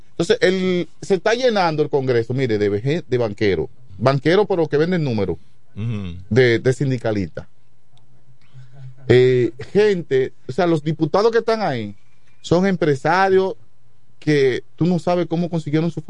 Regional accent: Chabón, La Romana, Dominican Republic; aquí venimos de Chabón, un campo que está cerca del río ya. Eh, nos bajamos de un burro y, aprendemos a correr bicicleta, nos montamos en un motor y venimos a la Romana

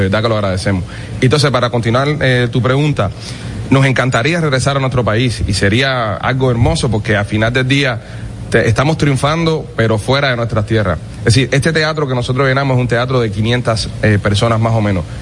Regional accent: Cuba; now in Miami, United States; como cubanos exiliados, nos encantaría regresar a, nuestra tierra y triunfar en nuestro país

